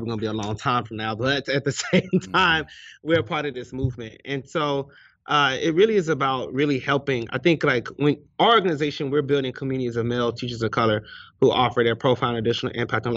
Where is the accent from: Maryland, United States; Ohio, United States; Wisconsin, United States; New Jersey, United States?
Ohio, United States; Cleveland; now in Charlotte, United States; I am from Cleveland, Ohio, but I live here in Charlotte, North Carolina